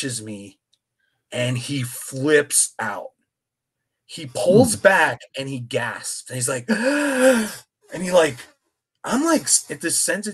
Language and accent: English; Philadelphia, Pennsylvania, United States; now in Phoenix, United States; I'm from Philadelphia. I live in Phoenix, pretty far away.